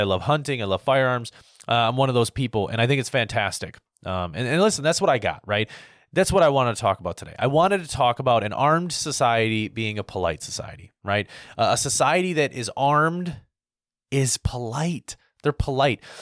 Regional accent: United States; as an American

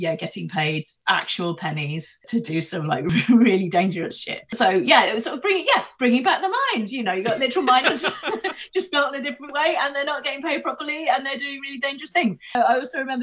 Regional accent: Ilkeston, East Midlands, United Kingdom; I grew up in Ilkeston, which is where the American Adventure used to be.

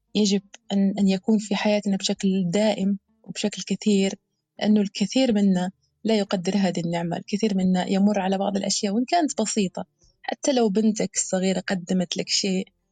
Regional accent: Algeria; بلهجة بلهجة بلادنا الجزائر الحبيبة

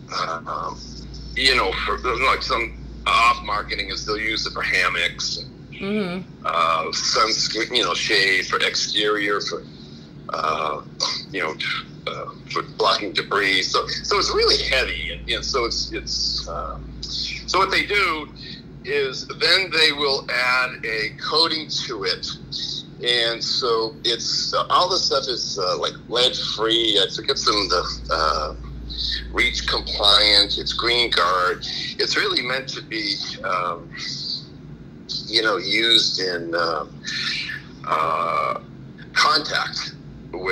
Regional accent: Marshfield, Massachusetts, United States; now in Florida, United States; I grew up in Boston, south of Boston, Marshfield

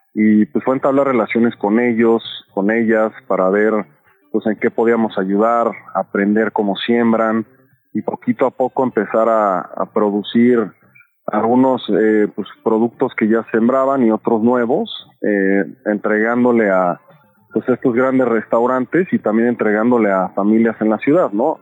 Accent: Mexico City, Mexico; como chilangos, chilangas

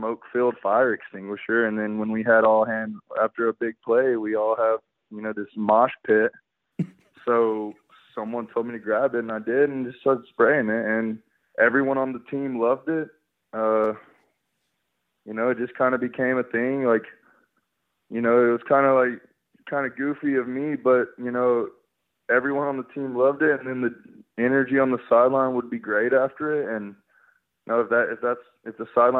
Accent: Alabama, United States; growing up in Alabama, my parents were alumni

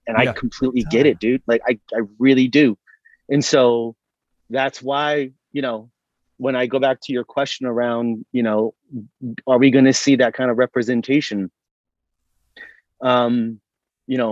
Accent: Hawaii, United States; moved away as an adult; also born or lived in Sacramento, California; I lived there from the time I was 8 to 18, so 10 years.

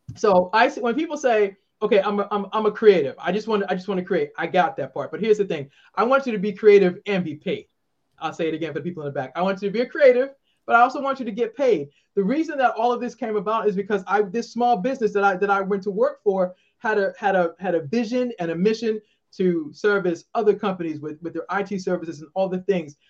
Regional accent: Boston, Massachusetts, United States; moved away as an adult; now in Maryland, United States; I'm originally from Boston, live in the great state of Maryland

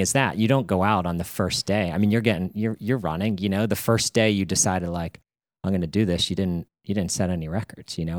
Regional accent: Pittsburgh, Pennsylvania, United States; moved away as an adult; also born or lived in Connecticut; now in New England, United States; I grew up in Pittsburgh

